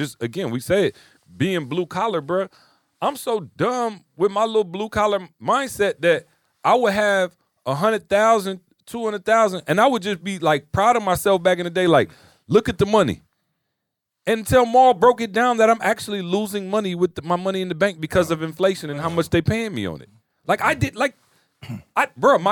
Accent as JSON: {"language": "English", "town": "Lansing", "region": "Michigan", "country": "United States", "said": "I'm from Lansing"}